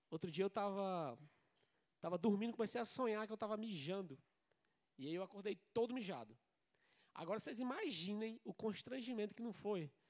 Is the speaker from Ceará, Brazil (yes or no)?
yes; Ceará, Brazil; também sou do Nordeste, eu sou cearense com muita cabeça, quer dizer, com muito orgulho.